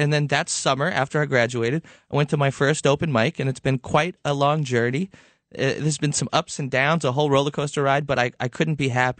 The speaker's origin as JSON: {"language": "English", "town": "Levittown", "region": "New York", "country": "United States", "tie": "born or raised there", "said": "I grew up in Levittown in Long Island."}